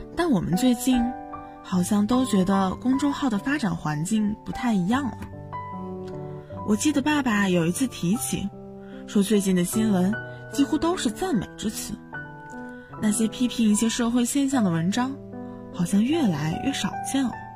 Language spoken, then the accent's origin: Chinese; Baoji, Shaanxi, China; moved away as an adult; now in Nanjing, China; 来自陕西宝鸡。我在南京大学